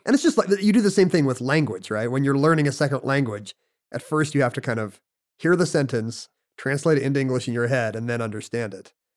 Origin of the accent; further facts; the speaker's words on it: United States; we're from America